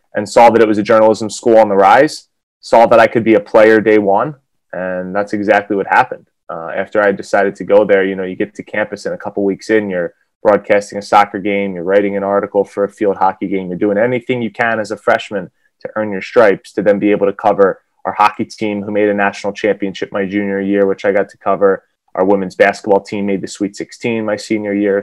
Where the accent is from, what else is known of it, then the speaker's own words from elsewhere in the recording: Philadelphia, Pennsylvania, United States; moved away as an adult; also born or lived in Wisconsin / Connecticut; I'm from Philadelphia